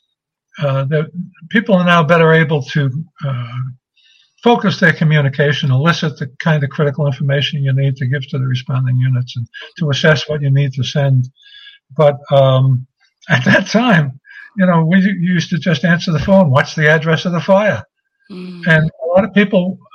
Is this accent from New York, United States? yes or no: yes; New York City, New York, United States; growing up in Brooklyn, I knew a lot of accents